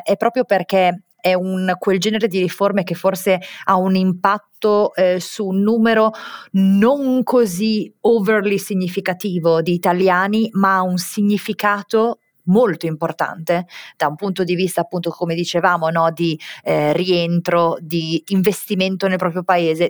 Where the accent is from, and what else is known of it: Italy; moved away as an adult